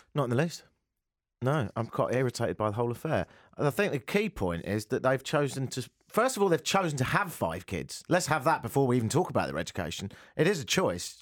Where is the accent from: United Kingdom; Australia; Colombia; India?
United Kingdom; accent: British; moved away; It's like my British accent, really. It is partly parcelled with the fact I'm from Britain